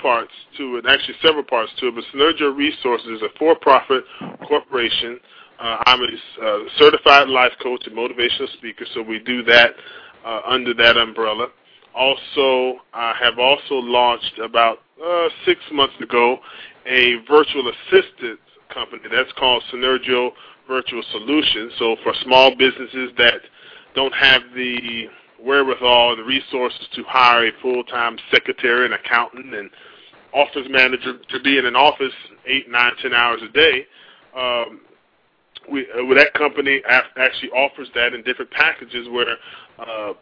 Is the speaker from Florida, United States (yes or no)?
yes; Port Salerno, Florida, United States; also born or lived in Manhattan, New York / West Palm Beach; now in Orlando, United States; I was born in Manhattan, New York, and it's actually a unique story. At the age of two, I moved down to the little fisherman, little small town about 30 miles north of West Palm Beach called Port Salerno